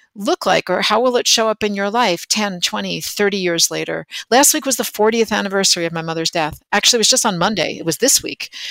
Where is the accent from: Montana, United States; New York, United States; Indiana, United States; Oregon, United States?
New York, United States; near the New Jersey border; I grew up in New York, just over in the New Jersey border